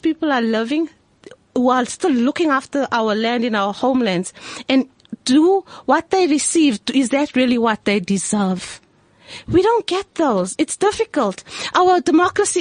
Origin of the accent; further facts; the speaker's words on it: South Africa; I am a South African that is truly mixed